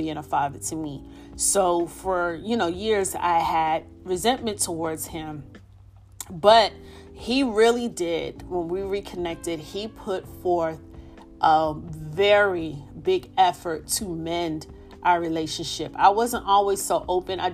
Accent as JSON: {"language": "English", "town": "New York City", "region": "New York", "country": "United States", "tie": "born or raised there", "moved": "yes", "said": "my hometown of the Bronx, New York"}